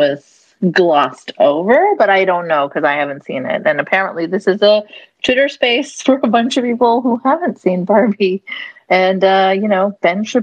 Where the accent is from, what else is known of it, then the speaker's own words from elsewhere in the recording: Canada; as a Canadian